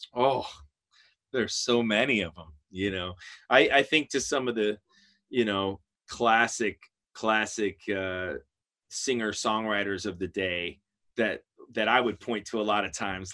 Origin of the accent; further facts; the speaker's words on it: outside of Chicago, Illinois, United States; I grew up outside of Chicago, Illinois